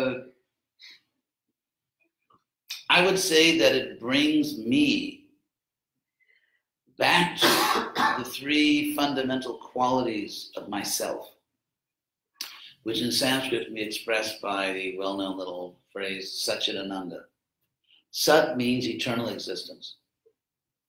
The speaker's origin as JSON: {"language": "English", "region": "Southern California", "country": "United States", "tie": "born or raised there", "said": "I grew up in Southern California, had a really great family"}